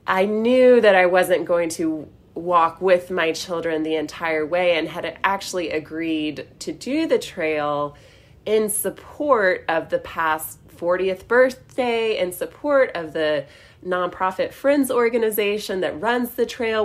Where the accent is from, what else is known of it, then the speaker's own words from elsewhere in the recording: Western North Carolina, United States; I grew up in Western North Carolina